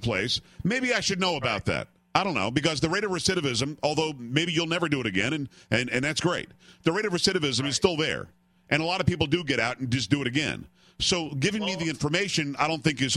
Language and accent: English; Palm Beach County, Florida, United States; moved away; I grew up in Palm Beach County